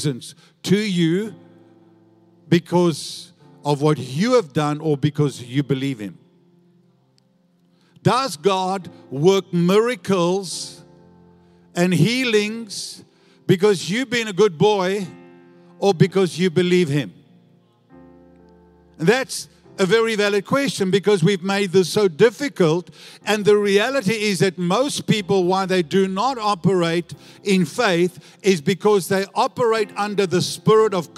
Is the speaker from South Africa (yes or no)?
yes; South Africa; now in Australia; I was born in South Africa